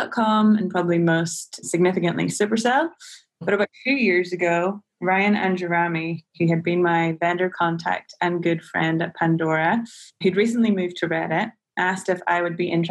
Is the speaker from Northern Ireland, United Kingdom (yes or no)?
yes; Northern Ireland, United Kingdom; moved away as an adult; now in San Francisco, United States; I'm originally from Northern Ireland, if the accent didn't give me away.